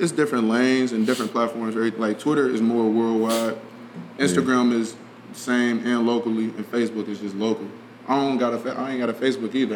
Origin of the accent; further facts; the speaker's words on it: Cincinnati, Ohio, United States; we was born in Cincinnati.